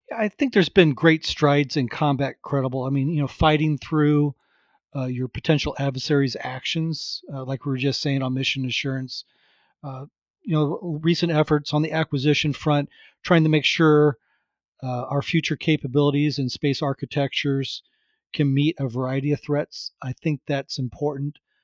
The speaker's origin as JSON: {"language": "English", "region": "Florida", "country": "United States", "tie": "born or raised there", "said": "growing up in Florida and, uh, in the U S"}